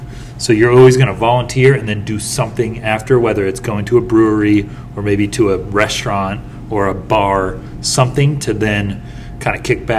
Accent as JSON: {"language": "English", "town": "Atlanta", "region": "Georgia", "country": "United States", "said": "I'm from Atlanta, Georgia"}